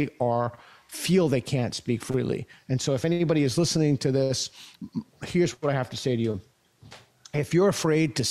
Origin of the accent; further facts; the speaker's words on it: United States; I'm an American